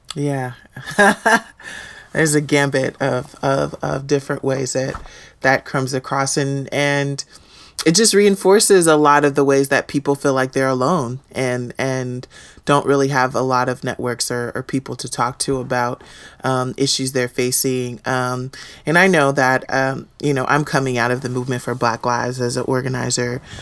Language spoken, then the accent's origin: English; Houston, Texas, United States; I grew up in Houston, Texas